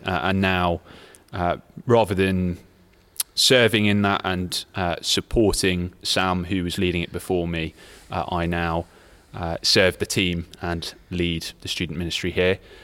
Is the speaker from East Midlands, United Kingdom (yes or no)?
yes; Leicester, East Midlands, United Kingdom; moved away as an adult; also born or lived in London; now in Nottingham, United Kingdom; I grew up in Leicester